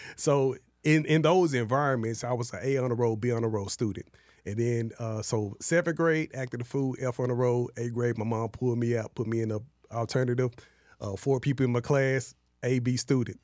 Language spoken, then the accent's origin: English; Dallas, Texas, United States; I grew up in Oak Cliff and West Dallas projects